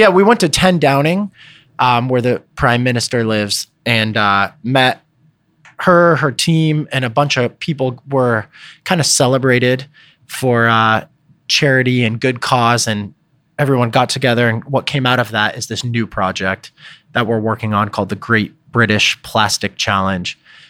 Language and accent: English; United States; also born or lived in Los Angeles; I'm an American over there